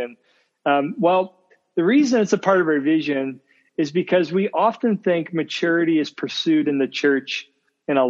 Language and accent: English; Indiana, United States; now in Ohio, United States; I'm from Indiana as well